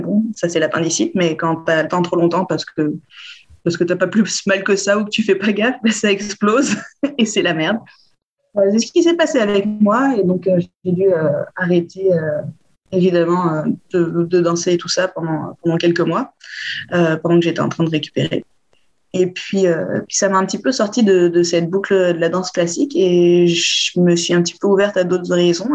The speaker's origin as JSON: {"language": "French", "town": "Bordeaux", "region": "Nouvelle-Aquitaine", "country": "France", "tie": "born or raised there", "said": "Je suis originaire de Bordeaux."}